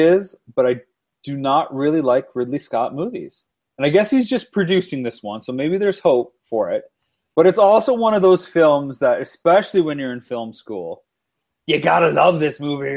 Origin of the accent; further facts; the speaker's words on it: London, Ontario, Canada; Ryan Gosling from my hometown of London, Ontario